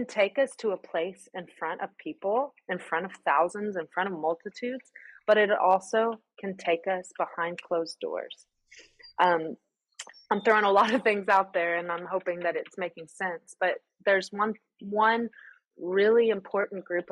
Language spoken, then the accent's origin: English; United States; moved away as an adult; now in Greece; I'm the American who orders the Americano